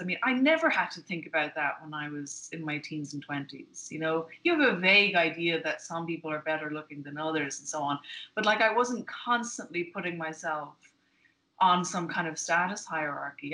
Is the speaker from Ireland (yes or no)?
yes; Ireland; moved away as an adult; now in United States; I'm Irish but I've been in mm-hmm. America for a while